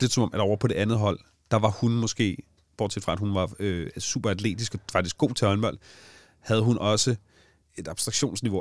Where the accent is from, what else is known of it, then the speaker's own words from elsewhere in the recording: Allinge, Capital Region of Denmark, Denmark; i Allinge, hvor jeg kommer fra